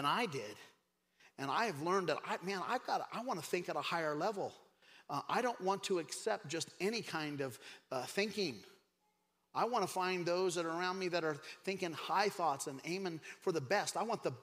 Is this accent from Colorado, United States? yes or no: yes; Craig, Colorado, United States; I grew up in Craig, Colorado in a trailer park